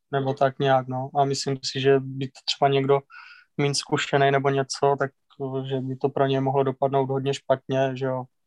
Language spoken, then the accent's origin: Czech; Mohelnice, Olomouc Region, Czechia; jako malej, v parku v Mohelnici se vždycky každý rok pořádali pro děti, jakože závody